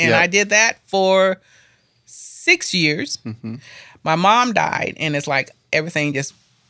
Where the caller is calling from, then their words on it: Asheville, North Carolina, United States; I'm calling from Asheville. I said, well, actually, I'm outside of Asheville.